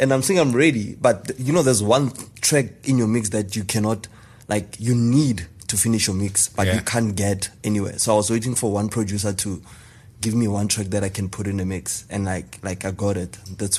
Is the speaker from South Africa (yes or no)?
yes; Pretoria, Gauteng, South Africa; I was born and bred in Mamelodi. Funny enough, I was born Go Mamelodi.